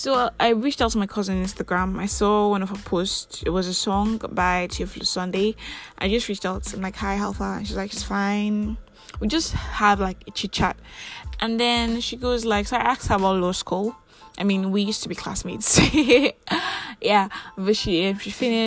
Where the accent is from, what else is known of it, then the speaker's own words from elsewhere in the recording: Nigeria; I am that Nigerian Christian talkaholic